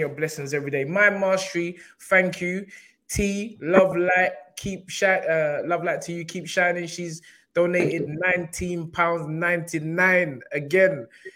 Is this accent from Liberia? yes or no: no; Nigeria; I'm talking like I'm not Nigerian